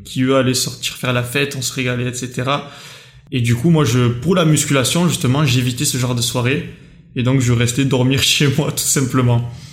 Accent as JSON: {"language": "French", "country": "France", "tie": "born or raised there", "said": "j'ai grandi en France"}